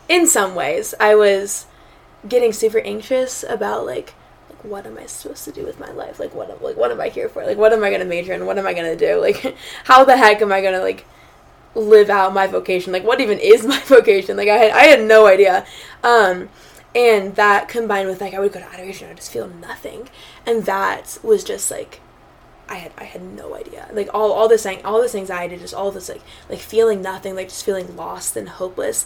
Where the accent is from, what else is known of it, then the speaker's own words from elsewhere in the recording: Phoenix, Arizona, United States; moved away; I'm from Phoenix, Arizona